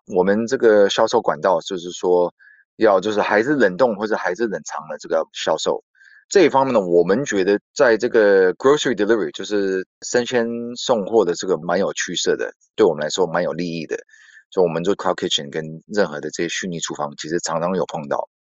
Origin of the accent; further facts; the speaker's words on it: United States; moved away as an adult; now in Taiwan; 我是美国出生长大的